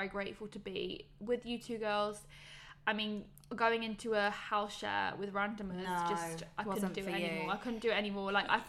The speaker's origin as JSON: {"language": "English", "region": "Wales", "country": "United Kingdom", "said": "I'm so proud of being Welsh. I'm so proud of my nation."}